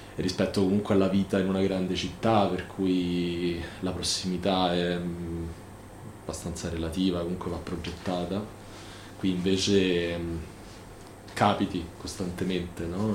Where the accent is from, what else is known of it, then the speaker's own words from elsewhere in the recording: Rome, Lazio, Italy; also born or lived in Venice; sono un romano perché sono un romano di nascita, amo la mia città